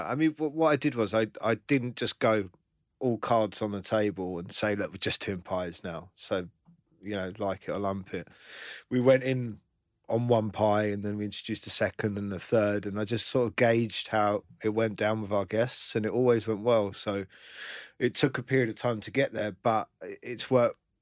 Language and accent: English; London, United Kingdom; I grew up in London